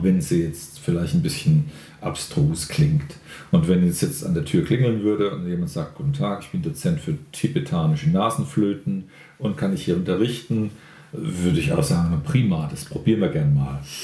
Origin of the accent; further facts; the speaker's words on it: Mannheim, Baden-Württemberg, Germany; ich bin in Mannheim groß geworden